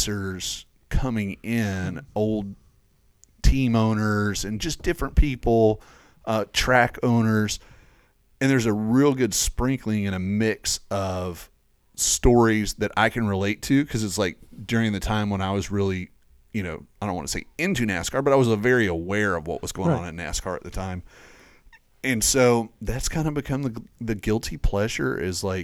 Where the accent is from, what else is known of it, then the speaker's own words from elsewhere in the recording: East Tennessee, United States; I grew up in East Tennessee, not very far from, Bristol Motor Speedway